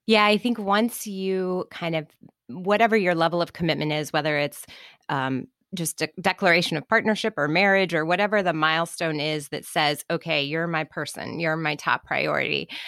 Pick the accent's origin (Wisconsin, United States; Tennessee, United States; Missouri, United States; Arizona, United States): Missouri, United States; Kansas City; I grew up in Kansas City